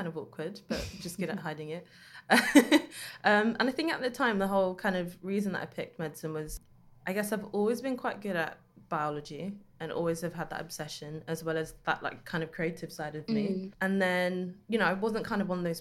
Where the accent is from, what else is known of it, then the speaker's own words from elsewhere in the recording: London, United Kingdom; growing up in East London